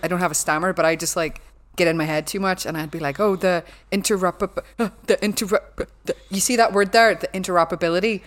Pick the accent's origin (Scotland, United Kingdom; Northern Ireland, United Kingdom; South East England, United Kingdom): Northern Ireland, United Kingdom; Belfast; accent: Belfast; my accent, like, no one corrects me 'cause they think it's, like, a Belfast thing